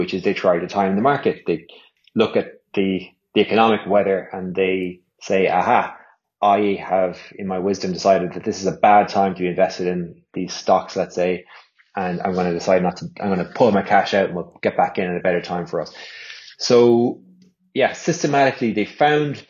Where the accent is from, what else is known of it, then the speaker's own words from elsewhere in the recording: Ireland; also born or lived in London; come home back to Ireland